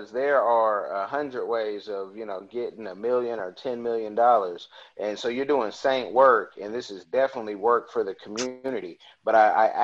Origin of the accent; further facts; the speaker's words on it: Oakland, California, United States; moved away as an adult; I'm from Oakland